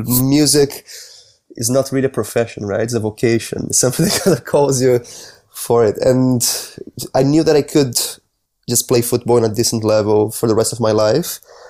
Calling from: London, United Kingdom; I'm speaking from London, the UK.

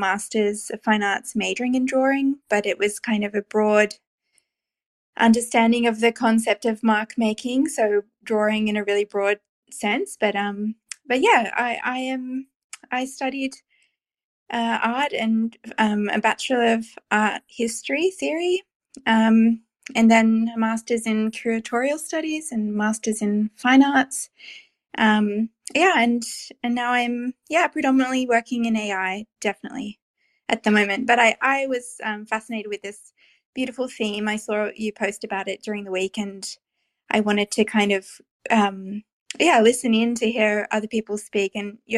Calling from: Canberra, Australian Capital Territory, Australia; I'm calling from Canberra, which is the capital of Australia, somewhere between Sydney and Melbourne.

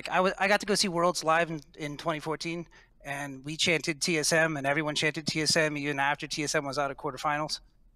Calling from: North Dakota, United States; I'm calling from North Dakota at the moment.

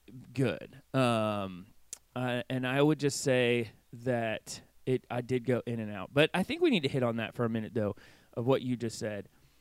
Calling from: England, United Kingdom; I'm coming from, you know, England, which is Oxford's in England, right?

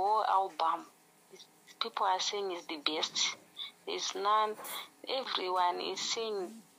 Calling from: Harare, Zimbabwe; I'm in Harare, Zimbabwe.

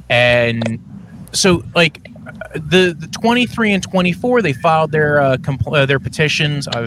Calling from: New Jersey, United States; I am I'm telecasting from New Jersey, uh, Browns fan from New Jersey, strangely enough.

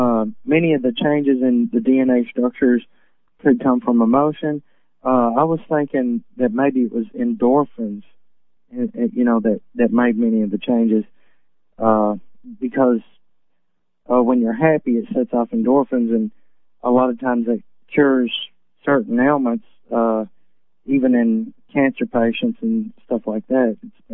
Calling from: Tennessee, United States

